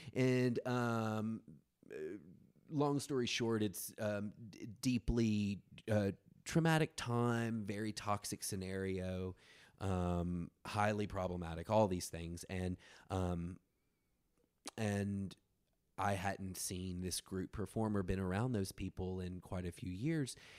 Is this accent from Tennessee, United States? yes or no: yes; rural West Tennessee, United States; I'm from the South, like, you know, I'm a fag from rural West Tennessee